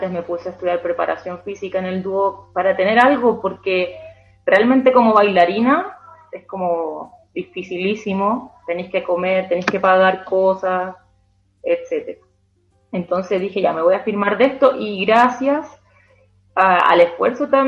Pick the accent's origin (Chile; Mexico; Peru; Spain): Chile; todos los días a nosotros como chilenos, como entre comillas conejillos de India, primera vez que estábamos en ese mundial